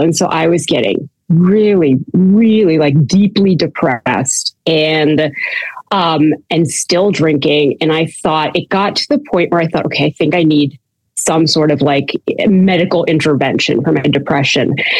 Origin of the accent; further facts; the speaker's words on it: Canada; now in United States; I'm Canadian, and um, I was born in Canada